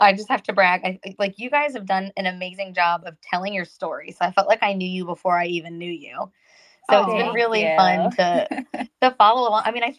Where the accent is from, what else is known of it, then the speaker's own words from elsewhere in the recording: North Carolina, United States; moved away as an adult; I am from North Carolina